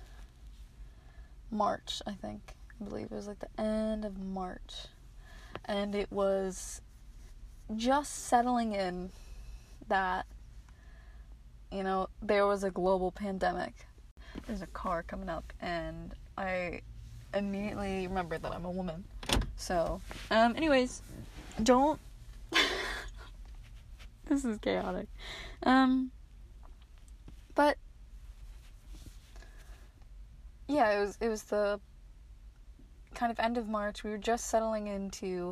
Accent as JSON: {"language": "English", "region": "Maryland", "country": "United States", "said": "I'm from Maryland"}